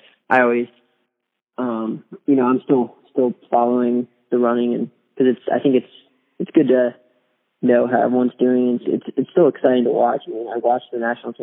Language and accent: English; Virginia, United States; I'm from Virginia